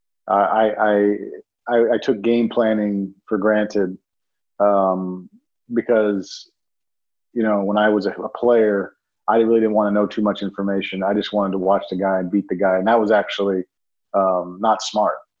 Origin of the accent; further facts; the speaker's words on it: Miami, Florida, United States; I grew up in Miami